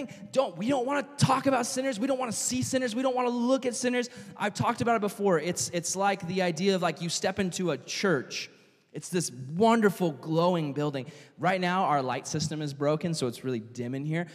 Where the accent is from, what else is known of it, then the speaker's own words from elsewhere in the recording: United States; as an American citizen